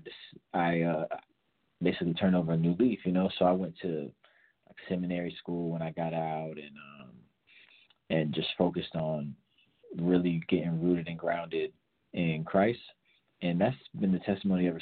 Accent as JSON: {"language": "English", "town": "Tampa", "region": "Florida", "country": "United States", "tie": "born or raised there", "moved": "as an adult", "lives_now": "Atlanta, United States", "said": "I'm from Florida, Florida native, originally from Tampa area."}